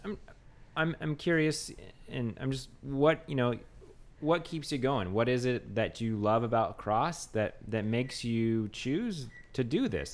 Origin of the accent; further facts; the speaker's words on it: the Northwest, Pacific Northwest, United States; now in New Orleans, United States; I'm from the Northwest